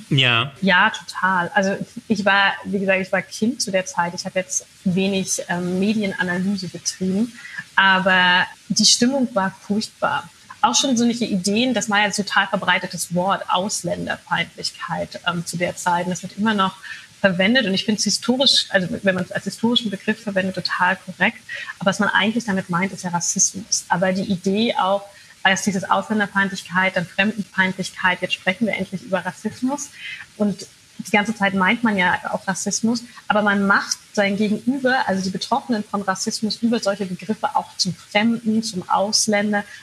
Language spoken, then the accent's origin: German; East Germany, Germany; Ich bin in Ostdeutschland aufgewachsen, ich bin Ostdeutsche, ich kenne diese Leute.